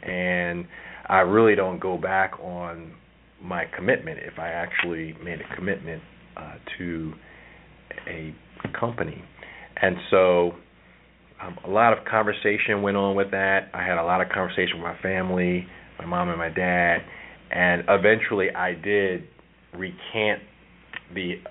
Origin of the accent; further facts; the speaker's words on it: Philadelphia, Pennsylvania, United States; moved away; I'm originally from Philadelphia